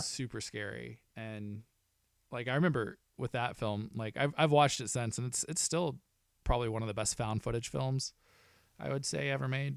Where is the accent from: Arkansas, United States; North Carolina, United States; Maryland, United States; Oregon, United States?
Arkansas, United States; growing up in Arkansas, I worked with the Little Rock Film Festival for ten years